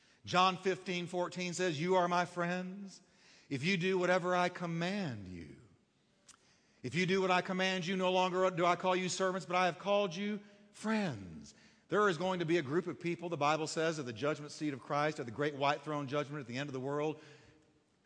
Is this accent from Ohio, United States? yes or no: no; Texas, United States; I'm Texan.